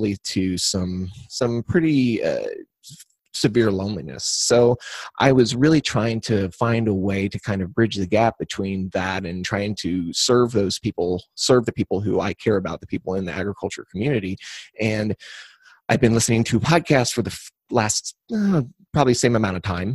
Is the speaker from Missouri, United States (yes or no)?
yes; Cuba, Missouri, United States; also born or lived in St. Louis, Missouri; I was raised right here in Cuba, or outside of Cuba